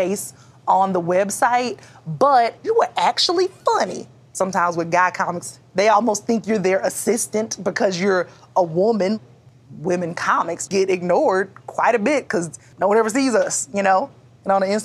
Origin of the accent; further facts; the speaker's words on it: Columbus, Georgia, United States; I was born and raised in Columbus, Georgia